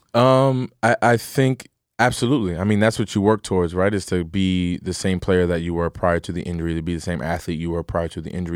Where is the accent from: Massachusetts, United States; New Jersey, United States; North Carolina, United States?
New Jersey, United States; Pasadena; I'm from Pasadena, New Jersey